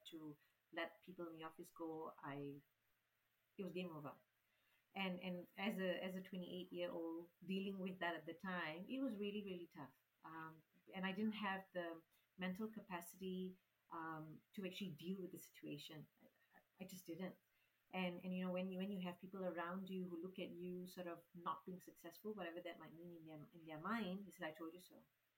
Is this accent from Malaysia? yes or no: yes; Malaysia; When we moved here from Malaysia, my parents had it really, really tough.